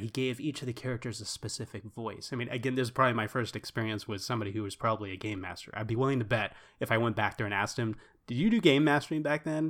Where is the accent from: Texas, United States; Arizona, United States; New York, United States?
Texas, United States; We're from Texas